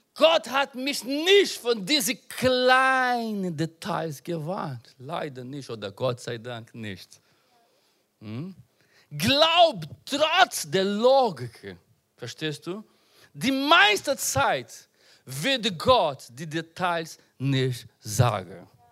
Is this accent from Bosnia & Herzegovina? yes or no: no; Brazil; German is a second language; also born or lived in Portugal; now in Germany; ich bin in Brasilien geboren